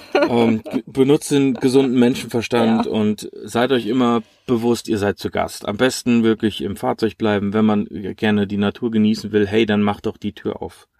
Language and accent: German; Germany; wir als Deutsche